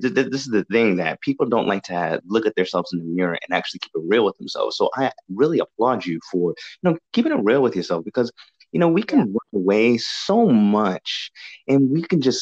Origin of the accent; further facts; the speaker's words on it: New England, United States; moved away; I'm from the New England area as well. I was that's where I was raised